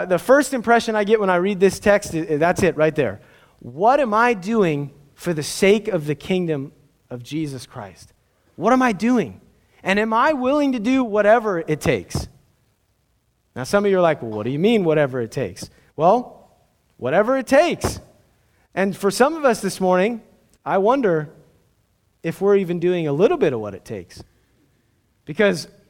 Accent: Southern California, United States; I grew up in Southern California

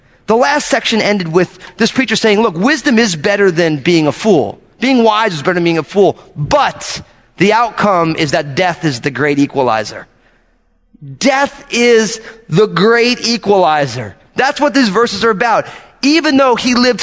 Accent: New Jersey, United States; I'm from New Jersey

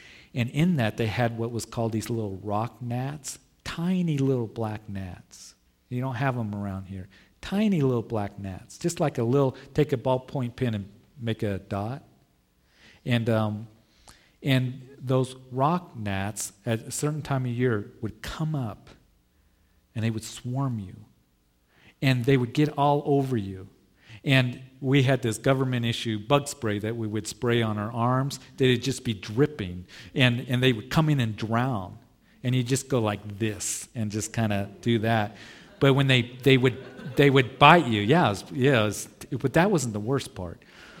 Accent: Midwest, United States; I grew up in the Midwest. And some of you did where they had horse flies, big old horse flies

